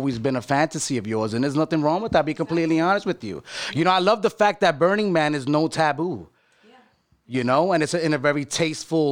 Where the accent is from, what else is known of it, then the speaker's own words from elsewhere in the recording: New York, United States; I grew up in New York